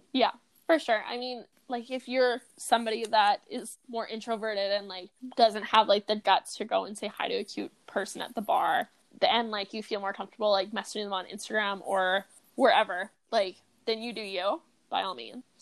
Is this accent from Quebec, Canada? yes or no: no; Kamloops, British Columbia, Canada; I grew up in freaking like the hood of Kamloops